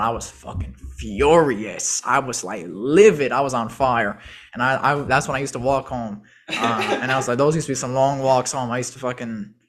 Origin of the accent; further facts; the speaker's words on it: Chicago, Illinois, United States; And my mom, because we're from Chicago, if you don't have a car, you go take the bus.